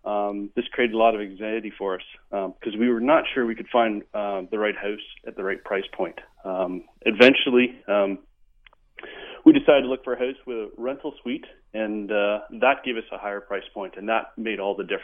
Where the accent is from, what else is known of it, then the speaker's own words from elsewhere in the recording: Ontario, Canada; now in Vancouver, Canada; We came from Ontario. Housing in Ontario is considerably less than it is in Vancouver.